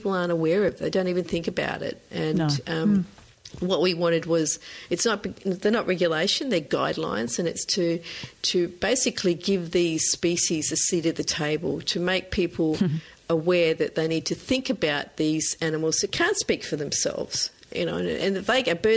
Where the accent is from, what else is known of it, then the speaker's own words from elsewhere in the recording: Norfolk Island; I grew up on Norfolk Island in the South Pacific